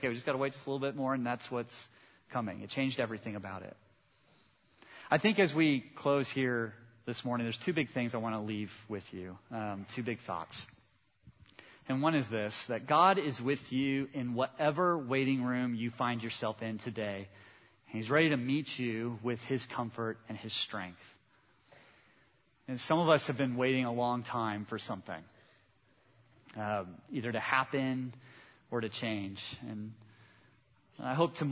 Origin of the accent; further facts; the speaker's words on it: Southern California, United States; I grew up in Southern California